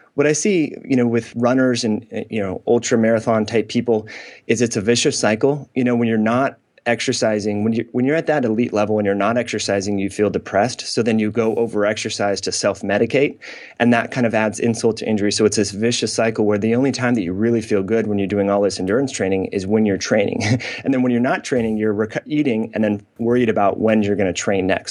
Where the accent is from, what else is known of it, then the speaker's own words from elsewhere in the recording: Northern California, United States; I grew up in Northern California.